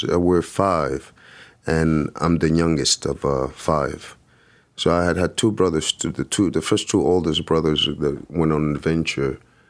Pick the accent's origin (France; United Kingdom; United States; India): France; also born or lived in Lyon; growing up in France and thinking that I knew better.